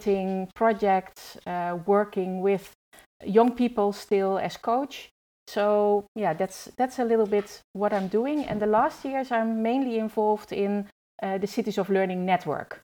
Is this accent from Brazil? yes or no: no; Netherlands; I grew up in the Netherlands.